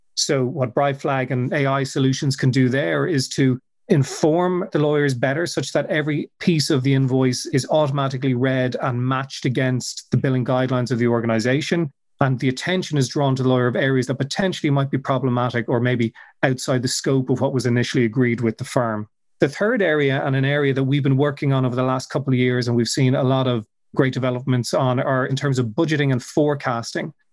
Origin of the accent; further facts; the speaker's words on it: Dublin, Leinster, Ireland; I'm originally from Dublin, which is where I still live